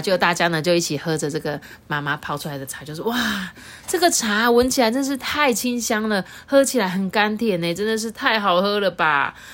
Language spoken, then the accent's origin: Chinese; Taiwan; 我们台湾人